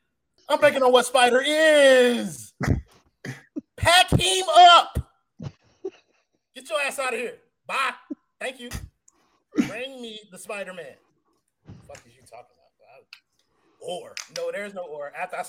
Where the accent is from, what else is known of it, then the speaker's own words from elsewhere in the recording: Pompano Beach, Florida, United States; moved away as an adult; now in North Florida, United States; The boy is from Pompano Beach, Florida. I'm from Broward County, Blanchard High School, big dog. Like let's get that correct. The boy is from the 954. Oh. I'm not from North Florida. I live here.